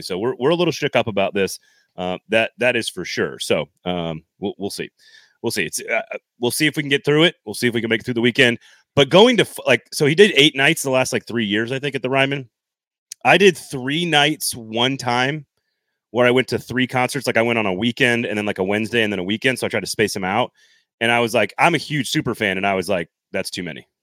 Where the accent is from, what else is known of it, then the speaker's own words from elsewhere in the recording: Madison, Wisconsin, United States; I was born in Madison, Wisconsin